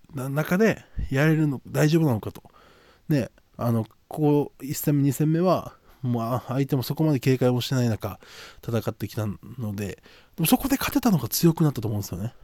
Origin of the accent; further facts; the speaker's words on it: Okinawa, Japan; 僕の地元、ここ、沖縄の